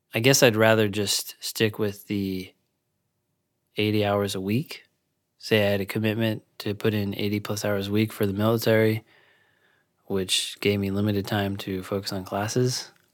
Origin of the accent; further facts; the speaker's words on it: California, United States; moved away as an adult; also born or lived in DC area; now in Washington, D.C. area, United States; I'm from California